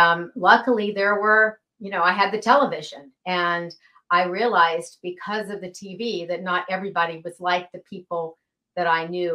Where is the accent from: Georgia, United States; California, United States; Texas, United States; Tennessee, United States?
Georgia, United States; Atlanta; I was actually raised in Atlanta, Georgia